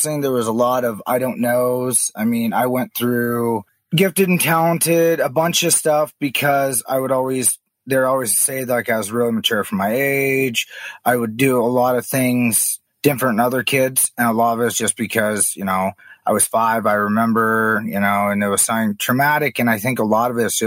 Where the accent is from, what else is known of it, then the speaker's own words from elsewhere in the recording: Kalispell, Montana, United States; also born or lived in Blackfeet Reservation, Montana; Growing up, I grew up in Kalispell, Montana